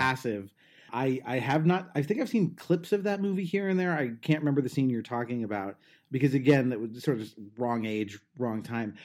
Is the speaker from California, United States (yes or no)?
yes; Southern California, United States; I'm from Southern California.